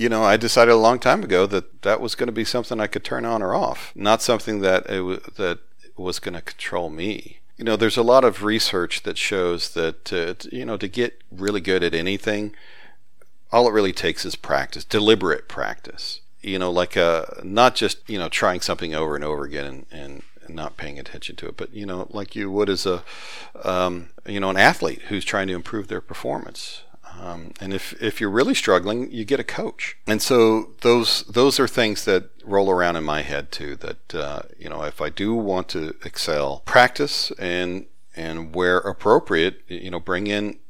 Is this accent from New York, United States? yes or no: no; Huntsville, Alabama, United States; growing up in Huntsville, Alabama, just as smart and just as capable, but they never decided to shake their Southern accent.